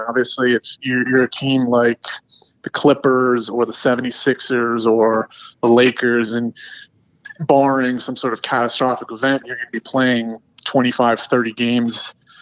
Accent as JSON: {"language": "English", "town": "Charlotte", "region": "North Carolina", "country": "United States", "tie": "born or raised there", "said": "I grew up in Charlotte, and, you know, grew up rooting for the team."}